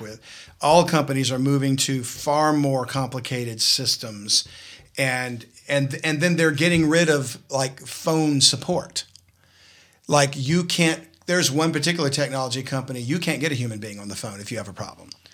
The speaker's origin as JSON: {"language": "English", "region": "South Louisiana", "country": "United States", "said": "I'm from South Louisiana"}